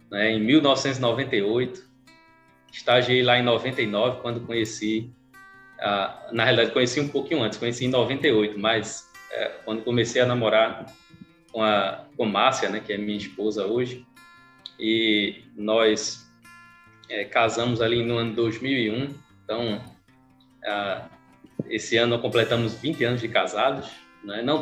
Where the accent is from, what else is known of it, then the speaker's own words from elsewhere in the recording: Carpina, Pernambuco, Brazil; E eu sou daqui mesmo, de Carpina, né? Da onde o programa mesmo está sendo é, transmitido. Então, é, nascido e criado aqui